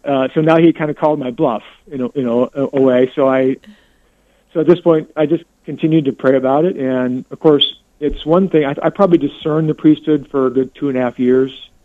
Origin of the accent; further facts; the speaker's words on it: California, United States; now in West Des Moines, United States; I'm born and raised in California